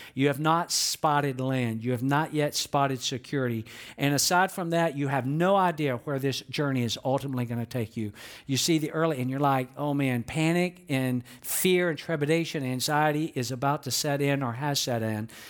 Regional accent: Atlanta, Georgia, United States; I was born and raised in Atlanta

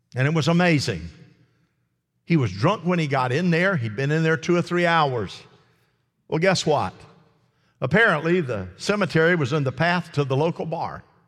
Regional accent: United States; as an American

